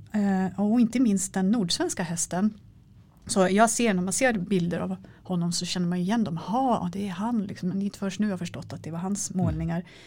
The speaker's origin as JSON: {"language": "Swedish", "town": "Älvkarleby", "region": "Uppsala County", "country": "Sweden", "tie": "born or raised there", "moved": "yes", "said": "stallet i Älvkarleby där jag växte upp"}